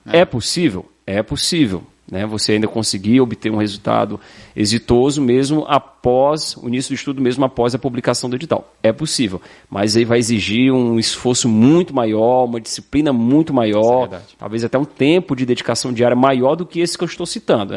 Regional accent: Fortaleza, Ceará, Brazil; moved away as an adult; also born or lived in Santa Catarina; now in Balneário Camboriú, Brazil; Polícia Militar do Estado do Ceará, que é o meu estado de origem, meu estado natal

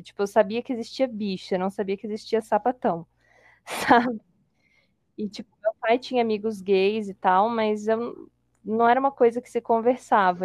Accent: Colatina, Espírito Santo, Brazil; moved away; eu sou de Colatina

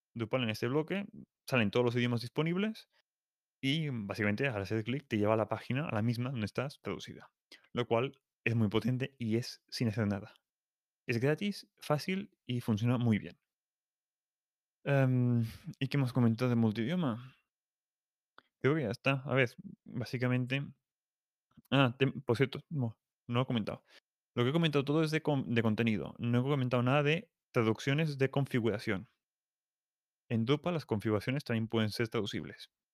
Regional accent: Catalonia, Spain; soy catalán

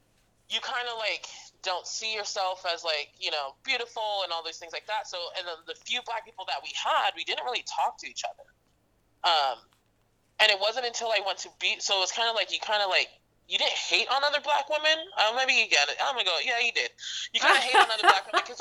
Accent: Edmonds, Washington, United States; being Black and Fijian, right? So, like, already, like, and I grew up in Edmonds

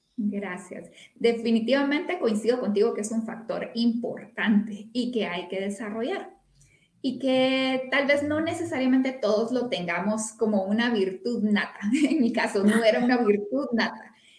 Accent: Guatemala; soy una mujer guatemalteca con familia en todo el país prácticamente

